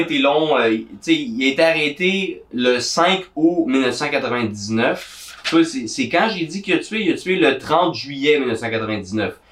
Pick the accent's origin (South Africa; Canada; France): Canada; Gatineau, Quebec; je viens de Gatineau